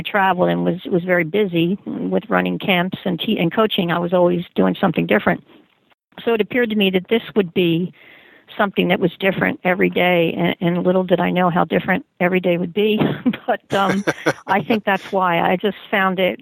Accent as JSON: {"language": "English", "town": "Philadelphia", "region": "Pennsylvania", "country": "United States", "also_born_or_lived": "Berks County, Pennsylvania", "moved": "as an adult", "said": "I was originally from Philadelphia, Pennsylvania, and got a teaching job in Berks County, where I now work"}